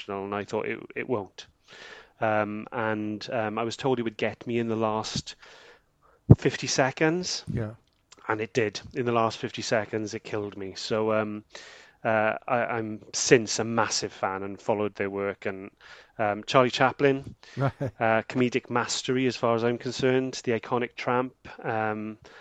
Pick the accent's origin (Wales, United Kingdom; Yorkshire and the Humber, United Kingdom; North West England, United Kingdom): Wales, United Kingdom; Porth; this is where I was born and this is where I live